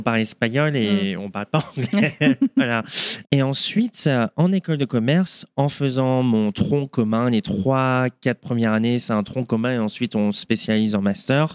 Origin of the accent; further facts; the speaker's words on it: Boulogne-Billancourt, Île-de-France, France; moved away as an adult; now in Denver, United States; je suis originaire de Paris, mhm. plus précisément 92, Boulogne, mhm. Sèvres